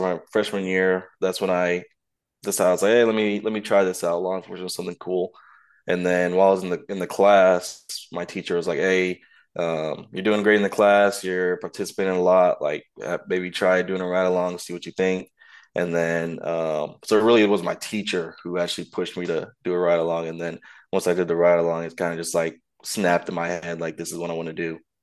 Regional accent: Kansas, United States; moved away as an adult; now in Florida, United States; I'm originally from Kansas

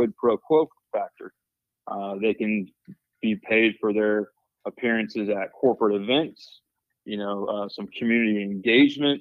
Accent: Nashville, Tennessee, United States; moved away as an adult; also born or lived in Murfreesboro, Tennessee; now in West Virginia, United States; I'm a Nashville, Tennessee native

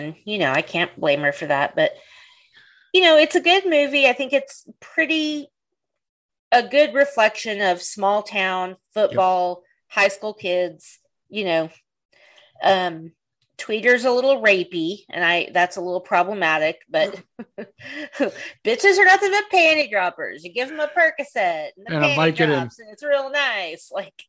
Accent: the South, United States; I'm from the South

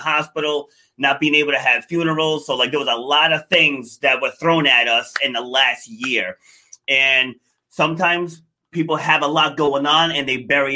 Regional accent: New York City, New York, United States; I was actually born in Far Rockaway

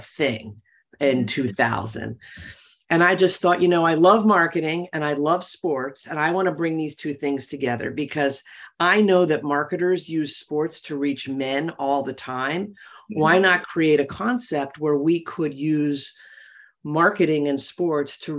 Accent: Philadelphia, Pennsylvania, United States; I was born and raised in Philadelphia to probably a middle-class family

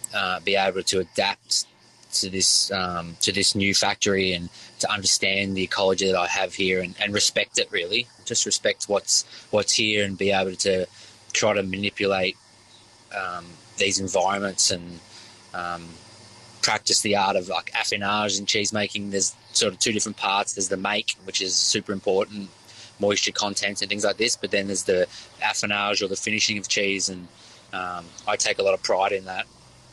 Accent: Victoria, Australia; I'm from the Yarra Valley, so I worked at the Yarra Valley Dairy for many years, and that's where it started as a young passion.

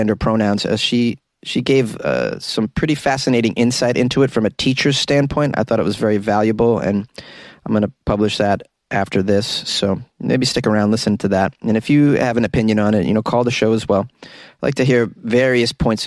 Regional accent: New England, United States; I'm from New England

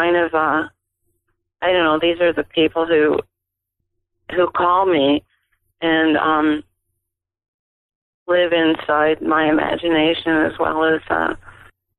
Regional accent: Ohio, United States; I grew up in Ohio

